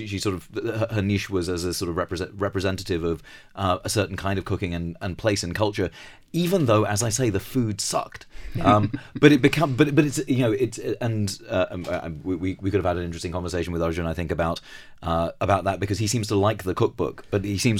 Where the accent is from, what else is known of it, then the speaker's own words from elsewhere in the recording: United Kingdom; it was very empowering as a British Asian to see that face